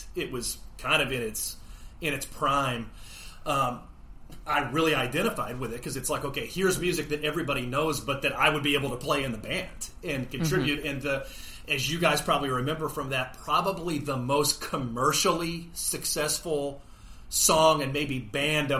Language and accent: English; Brownsville, Texas, United States; now in Irving, United States; I'm from the Brownsville, Texas area